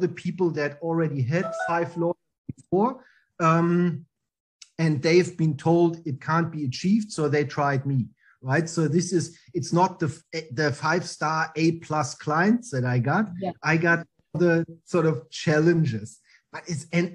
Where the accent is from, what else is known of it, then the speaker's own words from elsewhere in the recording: East Germany, Germany; English is a second language; moved away as an adult; now in Australia; I really like growing up in Germany, in East Germany, because the wall was still there